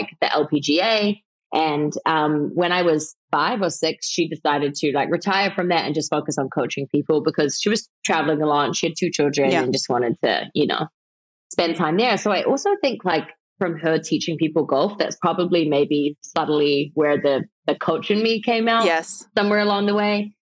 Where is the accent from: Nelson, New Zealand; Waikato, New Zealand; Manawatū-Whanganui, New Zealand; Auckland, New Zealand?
Auckland, New Zealand; also born or lived in New York City, United States; now in Los Angeles, United States; I grew up in South Auckland